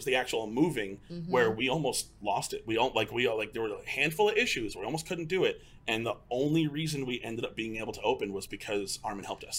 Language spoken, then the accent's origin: English; Keller, Texas, United States; also born or lived in New York; So, so I've lived in Keller. So I moved here from New York at a super young age. So I've been in the Keller area for decades at this point.